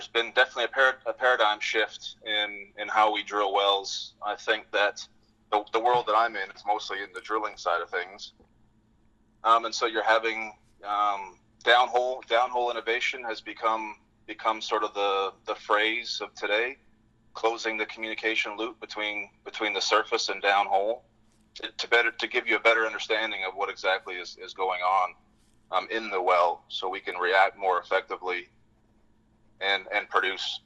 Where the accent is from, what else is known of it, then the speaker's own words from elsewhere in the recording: British Columbia, Canada; moved away as an adult; now in Fort Worth, United States; I grew up in British Columbia, a small town north of Vancouver, about 3 hours